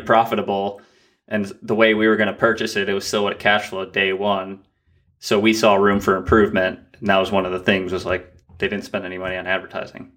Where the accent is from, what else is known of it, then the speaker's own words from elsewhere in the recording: Vermont, United States; we had inherited a house that we grew up in in Vermont